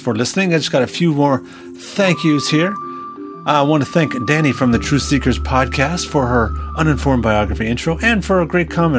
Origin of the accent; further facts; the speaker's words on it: Canada; now in United States; I am a Canadian living and working in the U.S.